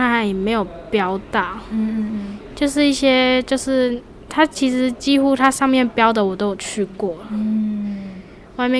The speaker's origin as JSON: {"language": "Chinese", "town": "Toucheng", "region": "Yilan County", "country": "Taiwan", "said": "就头城人啊。"}